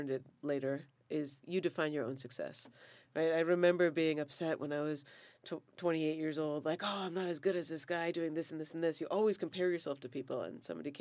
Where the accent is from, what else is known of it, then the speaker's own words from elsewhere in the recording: Foxborough, Massachusetts, United States; moved away as an adult; now in Santa Barbara, United States; I grew up in Foxborough, Massachusetts, which was 99%, 99.99% probably white